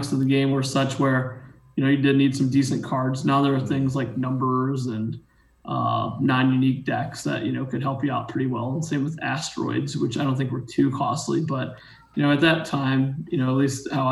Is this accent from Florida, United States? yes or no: no; Ohio, United States; I grew up in Ohio, didn't have a lot of money growing up